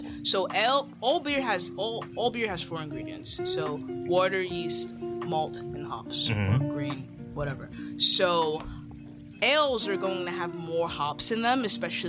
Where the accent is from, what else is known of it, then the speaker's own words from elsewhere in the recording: Jamaica; So my grandpa, I'm Jamaican, my entire family's Jamaican